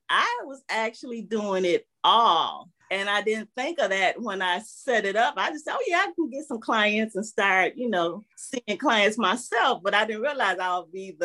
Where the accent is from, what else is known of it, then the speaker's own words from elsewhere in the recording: Detroit, Michigan, United States; I'm originally from Detroit